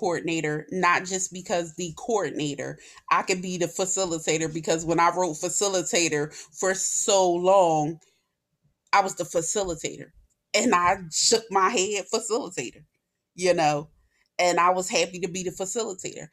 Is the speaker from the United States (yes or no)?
yes; Philadelphia, Pennsylvania, United States; I was born and raised in North Philly